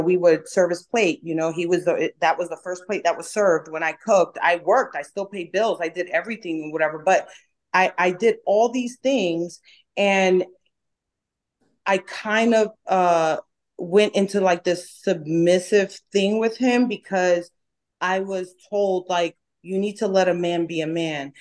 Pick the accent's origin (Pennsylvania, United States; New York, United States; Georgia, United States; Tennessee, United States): New York, United States; accent: New York; also born or lived in Dominican Republic; now in Dallas, United States; I'm from New York, I have an accent. Um, people think that I am rude or people think that I'm aggressive because of the way I talk